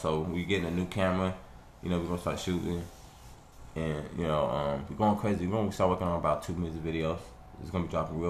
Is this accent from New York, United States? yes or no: no; Los Angeles, California, United States; now in Wichita, United States; I'm from Los Angeles, California.